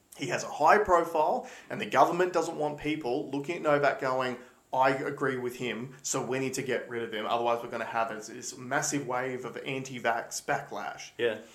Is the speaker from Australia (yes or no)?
yes; Australia; we are Australian